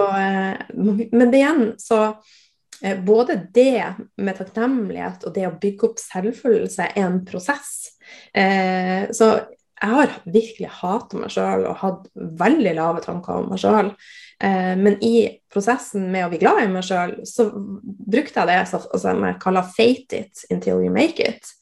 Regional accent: Northern Norway, Norway; jeg er nordlending

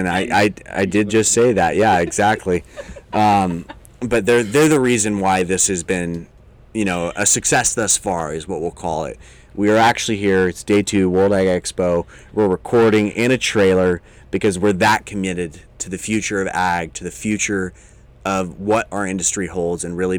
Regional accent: Chowchilla, California, United States; yeah, I'm from Chowchilla.

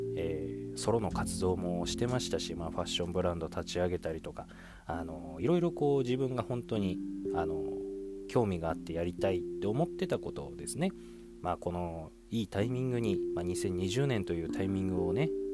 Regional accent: Saitama, Japan; 僕のね地元の埼玉にも

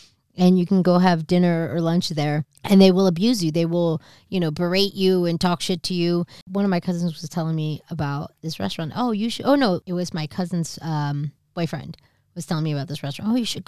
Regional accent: East Coast, United States; also born or lived in New Jersey; I'm from the East Coast.

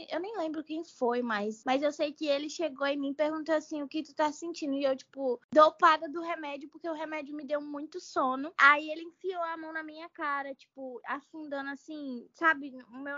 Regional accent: Rio de Janeiro, Brazil; born there; now in João Pessoa, Brazil; Foi muito legal, porque eu nasci no Rio, né? Só que depois que eu vim morar em João Pessoa, eu não voltei no Rio de Janeiro, nunca mais, né?

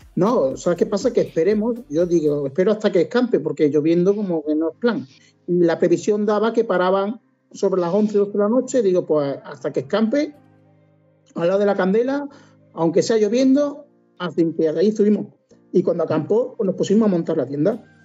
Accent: Cáceres, Extremadura, Spain; now in Córdoba, Spain; yo soy de Cáceres, aunque vivo en Córdoba, soy de Cáceres. Y tengo allí mi madre

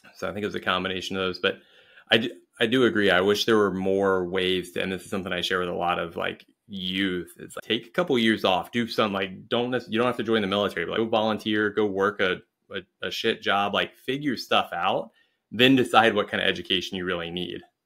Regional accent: Springfield, Ohio, United States; moved away as an adult; also born or lived in England; I was in Springfield, Ohio, which, if you've ever been there, um, it's a great place to be from. I love my hometown.

